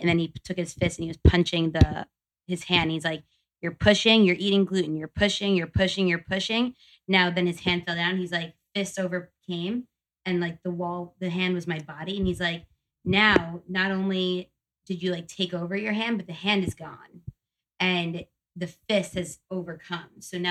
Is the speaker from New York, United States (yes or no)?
yes; New York, United States; now in California, United States; My doctors are still on the East Coast. I'm from New York.